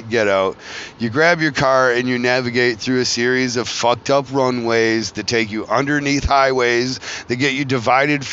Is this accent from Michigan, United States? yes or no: yes; Flint, Michigan, United States; I come from Flint, Michigan